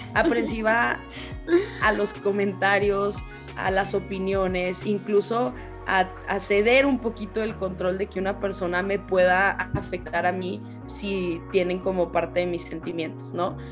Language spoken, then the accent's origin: Spanish; Zacatecas, Mexico; moved away as an adult; also born or lived in Guadalajara / Canada; yo soy originaria de Zacatecas